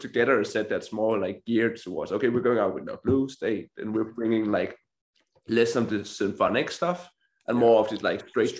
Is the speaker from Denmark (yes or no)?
yes; Denmark; like that was in my hometown. It was like the Maker in Denmark, so we kind of grew up with that.